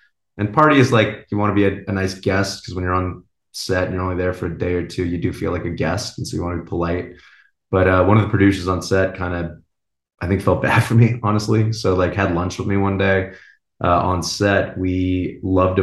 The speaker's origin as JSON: {"language": "English", "town": "San Diego", "region": "California", "country": "United States", "tie": "born or raised there", "said": "I grew up in San Diego, you know, close"}